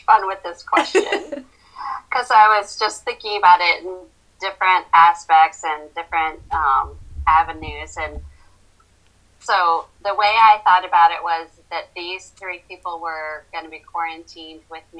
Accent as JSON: {"language": "English", "region": "New York", "country": "United States", "tie": "born or raised there", "also_born_or_lived": "Fort Leavenworth, Kansas", "lives_now": "Asheville, United States", "said": "I was born in Fort Leavenworth, Kansas, but then he retired when I was 10 or 11, and I grew up in also a small college town in western New York State, lived there for about 12 years, but I'm not really from anywhere."}